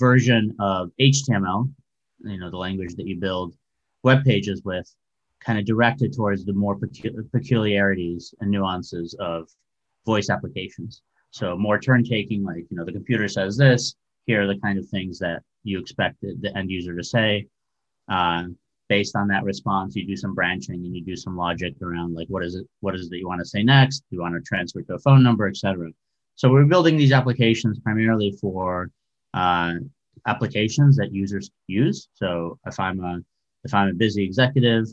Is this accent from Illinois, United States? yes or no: yes; Chicago, Illinois, United States; moved away as an adult; also born or lived in former Soviet Union / Urbana-Champaign, Illinois; now in San Francisco, United States; I grew up in Chicago after actually immigrating from the former Soviet Union, which is no longer around